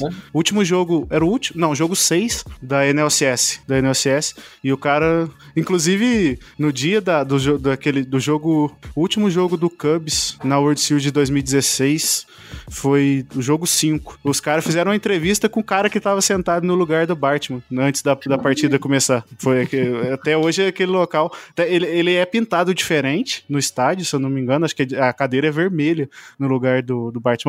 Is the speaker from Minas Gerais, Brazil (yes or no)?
yes; Poços de Caldas, Minas Gerais, Brazil; Eu sou de Poços, Poste Caldas, de Minas Gerais